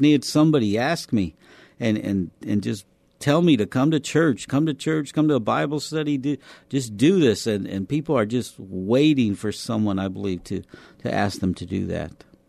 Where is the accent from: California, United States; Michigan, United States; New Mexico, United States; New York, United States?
New Mexico, United States; Albuquerque; moved away as an adult; also born or lived in El Paso, Texas; now in San Antonio, United States; I was born in El Paso, Texas, but I was actually adopted as a baby and grew up in Albuquerque, New Mexico